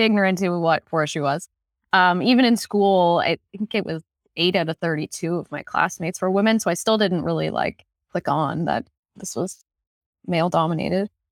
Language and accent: English; Newfoundland and Labrador, Canada; now in Renfrew County, Canada; I am from Labrador, and I had no idea what forestry was growing up. I grew up in a mining town